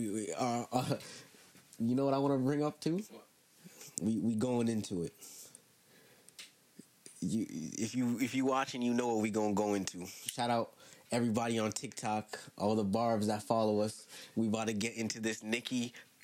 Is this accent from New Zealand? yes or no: no; Jamaica; Being a Jamaican